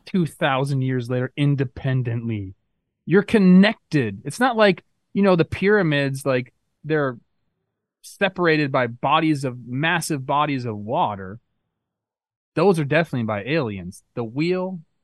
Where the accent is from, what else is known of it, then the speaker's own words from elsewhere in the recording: Castaic, California, United States; I grew up in Castaic, bro. I grew up on a truck stop.